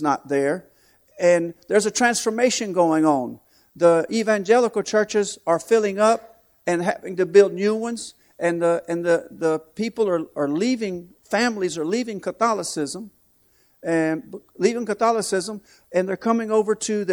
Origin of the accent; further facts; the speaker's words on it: Florence, South Carolina, United States; moved away as an adult; now in Nicaragua; I'm from Florence, South Carolina